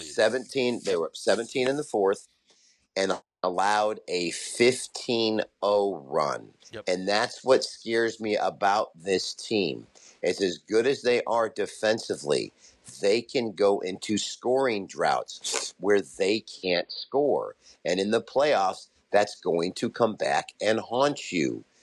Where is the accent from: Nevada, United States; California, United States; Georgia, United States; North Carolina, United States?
Nevada, United States; Las Vegas; I'm from Vegas.